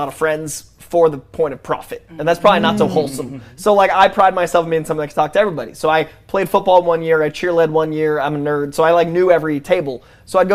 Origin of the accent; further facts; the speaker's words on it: Lowell, Massachusetts, United States; now in Los Angeles, United States; I grew up in Lowell